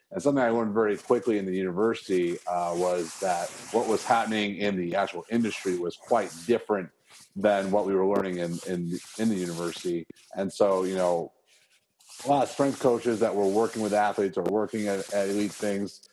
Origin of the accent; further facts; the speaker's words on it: Chicago, Illinois, United States; moved away; also born or lived in Arizona; Growing up in Chicago